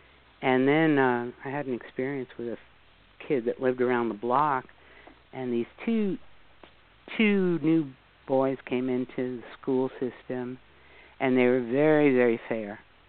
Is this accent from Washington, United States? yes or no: no; New York City, New York, United States; I grew up in the New York area, in New York City, actually, to begin with.